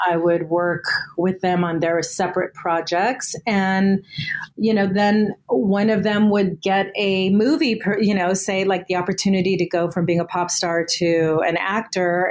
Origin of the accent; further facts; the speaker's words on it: Southern California, United States; I was born in Southern California.